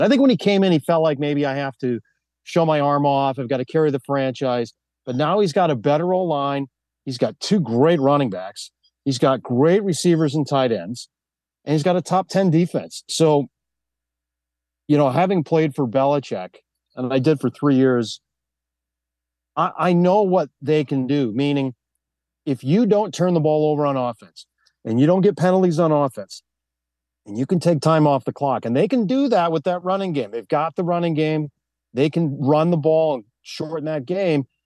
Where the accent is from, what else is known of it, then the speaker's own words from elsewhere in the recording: Wisconsin, United States; moved away; also born or lived in New York; I'm actually from Wisconsin.